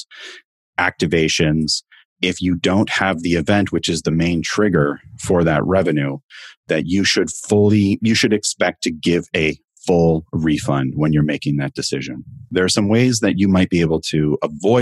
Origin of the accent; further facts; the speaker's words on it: Canada; I'm in Canada. If you haven't picked it up from my accent